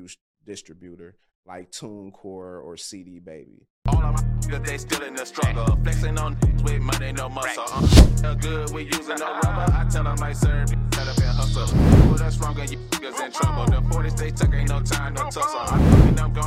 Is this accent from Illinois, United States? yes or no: yes; Kankakee, Illinois, United States; See, I grew up in Kankakee, Illinois, so that's right outside of Chicago.